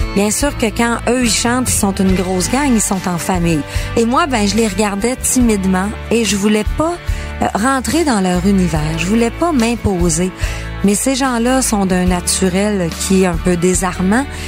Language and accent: French; Quebec, Canada; quand j'étais petite, moi, au Saguenay-Lac-Saint-Jean, devant ma télé